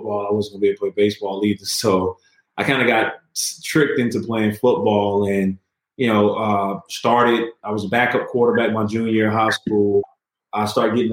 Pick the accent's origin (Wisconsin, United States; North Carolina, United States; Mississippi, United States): Mississippi, United States; Moss Point; growing up in Moss Point